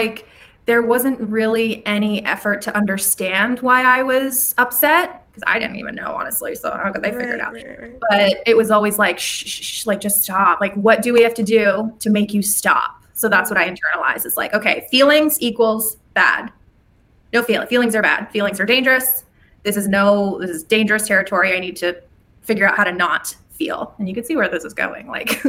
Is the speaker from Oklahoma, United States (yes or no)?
no; California, United States; also born or lived in Colorado / Louisiana; Colorado for like 6 months when I was, I don't remember. Maybe 5 or 6, and then back to California. I was born in California. And then when I was 8, moved to Louisiana, lived there for 3 years.